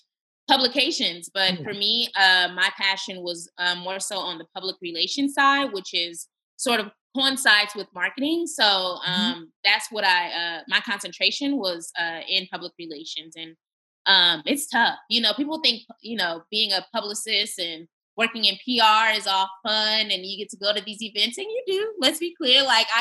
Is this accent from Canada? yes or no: no; California, United States; moved away as an adult; now in Texas, United States; my home state of California